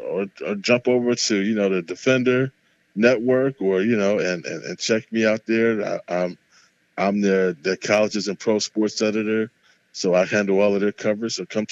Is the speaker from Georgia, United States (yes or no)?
no; Ohio, United States; born or raised there